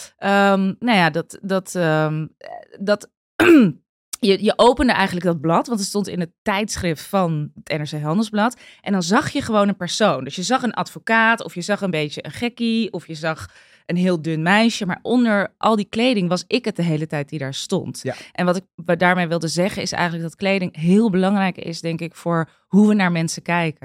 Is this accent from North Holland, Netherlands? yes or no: yes; Amstelveen, North Holland, Netherlands; Ik ben opgegroeid in Amstelveen